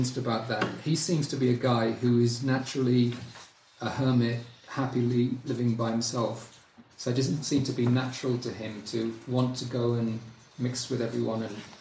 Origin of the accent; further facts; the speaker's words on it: United Kingdom; moved away; as a Brit who's lived there